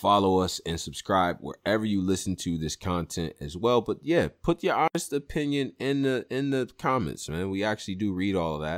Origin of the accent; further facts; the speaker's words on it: Las Vegas, Nevada, United States; But nah, I ain't no fucking hometown. I'm from Vegas, yo. This my team.